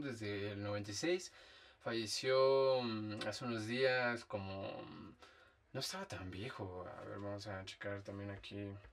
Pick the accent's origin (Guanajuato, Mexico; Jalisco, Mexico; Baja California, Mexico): Guanajuato, Mexico; Dolores Hidalgo; moved away; yo soy de Dolores algo Guanajuato